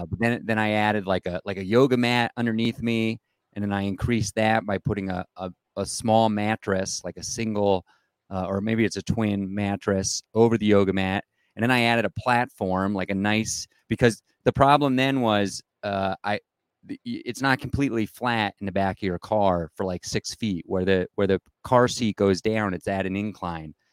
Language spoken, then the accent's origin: English; East Coast, United States; moved away as an adult; also born or lived in Denver, Colorado; now in Colorado, United States; I grew up on the East Coast, but I've been out here about twenty-five years